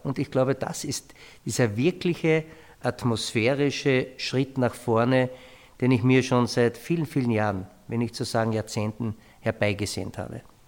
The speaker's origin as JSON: {"language": "German", "region": "Carinthia", "country": "Austria", "said": "bei uns in Kärnten"}